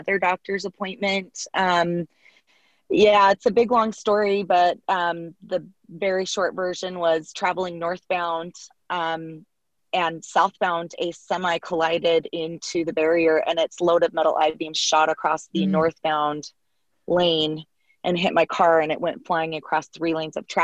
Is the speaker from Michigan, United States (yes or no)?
no; Salt Lake City, Utah, United States; a competitive swimmer growing up in Salt Lake City, Utah